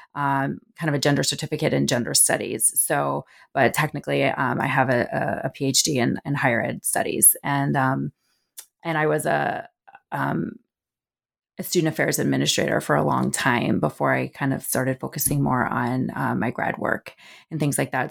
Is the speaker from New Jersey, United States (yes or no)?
yes; New Jersey, United States; moved away as an adult; also born or lived in Southeast United States; I grew up in the Northeast, um, I'm a North Jersey girl, um, my parents still live in the house I grew up in, in North Jersey